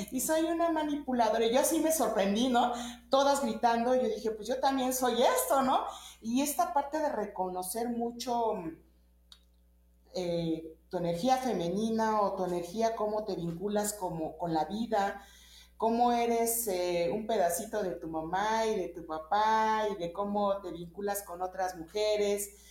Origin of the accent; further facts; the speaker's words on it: Mexico; soy mexicana y este, con mucho orgullo